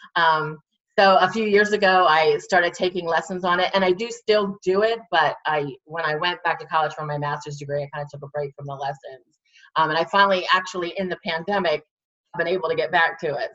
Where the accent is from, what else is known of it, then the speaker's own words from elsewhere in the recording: Williamsport, Pennsylvania, United States; I grew up in Williamsport.